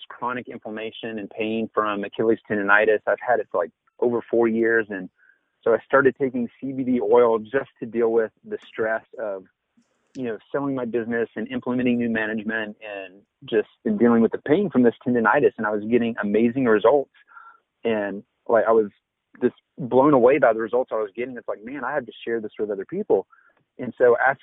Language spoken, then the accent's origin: English; Denton, Texas, United States; We're actually in Denton, Texas, which is my hometown